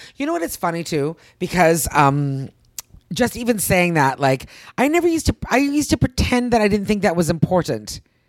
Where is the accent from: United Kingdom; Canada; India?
Canada; moved away; I'm Canadian.